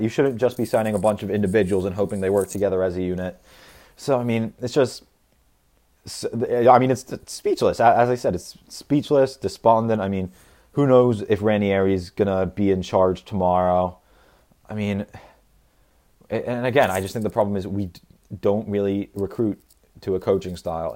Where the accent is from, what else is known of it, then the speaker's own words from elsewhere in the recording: United States; as an American